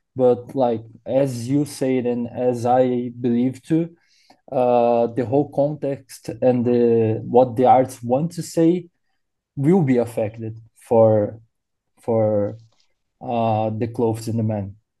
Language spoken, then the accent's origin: English; Brazil; now in Miami, United States; I'm from Brazil